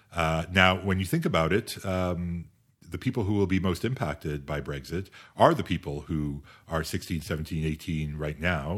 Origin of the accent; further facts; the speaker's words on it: Canada; also born or lived in United Kingdom / France; as a Canadian